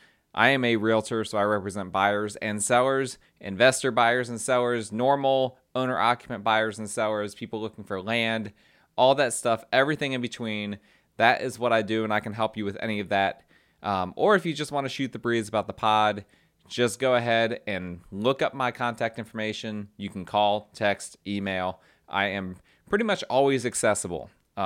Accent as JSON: {"language": "English", "region": "New Jersey", "country": "United States", "said": "And the way I just said that sounded very Jersey. I am from Jersey originally, so apologize. Sometimes that bleeds through."}